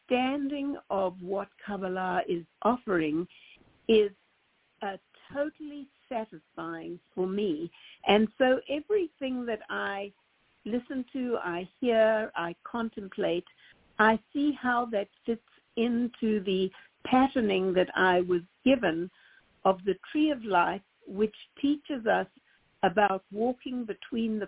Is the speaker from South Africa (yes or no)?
yes; South Africa; moved away; When I grew up in South Africa in the 50s and 60s